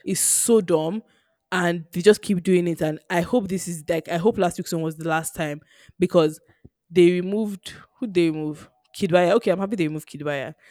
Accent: Nigeria; being Nigerian

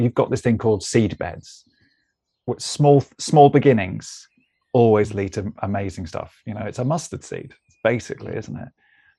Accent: Melbourne, Victoria, Australia; You know, from, I mean, you say, as you can tell, from I'm from Melbourne.

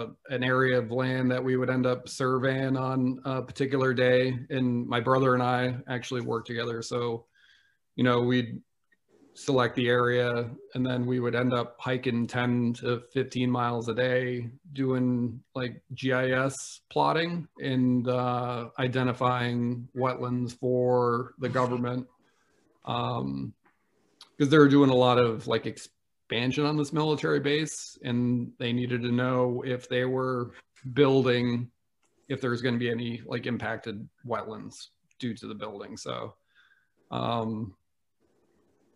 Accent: upstate New York, United States; moved away as an adult; also born or lived in Massachusetts / Erie, Pennsylvania; now in Pennsylvania, United States; I spent much of my childhood growing up in the middle of nowhere in upstate New York near the Adirondack Mountains.

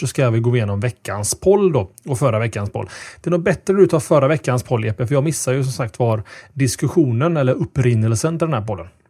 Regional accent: Gothenburg, Västra Götaland, Sweden; vi är från Göteborg

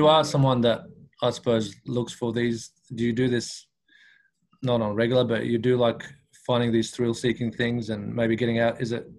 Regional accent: Iraq; now in Australia; You're born in Iraq, like myself.

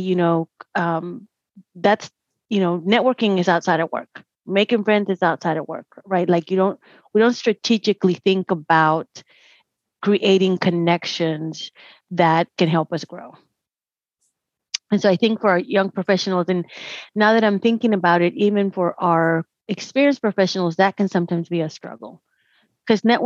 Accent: Dallas, Texas, United States; I was born and raised in Dallas

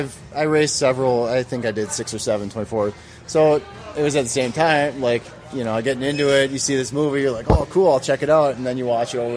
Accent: Wisconsin, United States; Well, I'm from Wisconsin, so I'm used to that.

